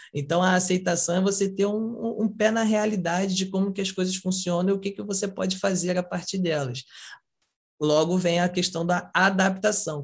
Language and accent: Portuguese; São Gonçalo, Rio de Janeiro, Brazil; sou de São Gonçalo, Rio de Janeiro, é uma comunidade e tal